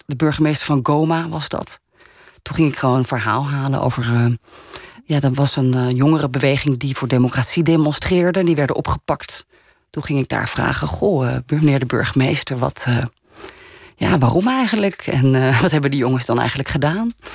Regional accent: Netherlands; Dus in Frankrijk ben ik een Nederlander. In Nederland ben ik dan, oh, dat half Franse meisje

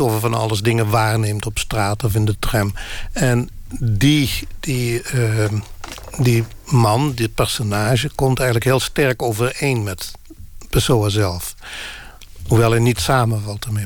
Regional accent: Limburg, Netherlands; first language Limburgish dialect; Dutch is a second language; ik ben Limburger

